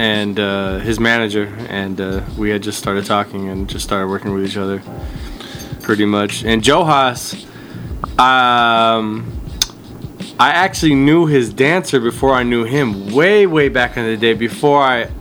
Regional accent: Garden Grove, California, United States; I'm originally from Garden Grove

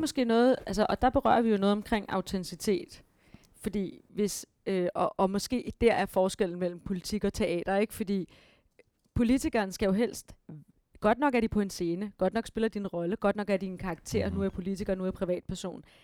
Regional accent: Denmark; vi danskere

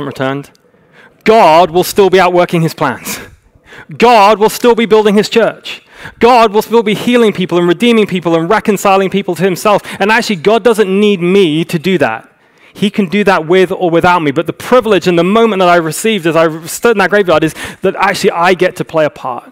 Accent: United Kingdom; moved away as an adult; now in Los Angeles, United States; we're very British

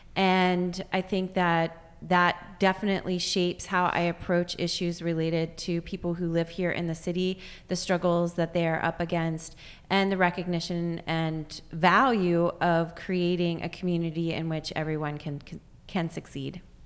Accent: Juniata County, Pennsylvania, United States; moved away; also born or lived in Lancaster County, Pennsylvania; growing up in Juniata County

